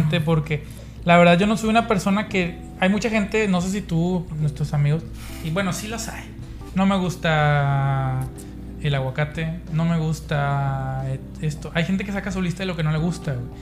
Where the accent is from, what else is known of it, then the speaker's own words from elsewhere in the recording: Nuevo León, Mexico; la gente que nos ve en otros lados de Nuevo León, no comemos cabrito